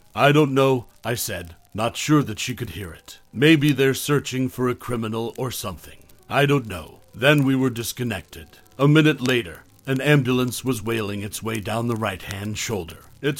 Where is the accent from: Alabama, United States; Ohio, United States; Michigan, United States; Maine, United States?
Maine, United States; We were moving to my home state of Maine to start a permanent life together.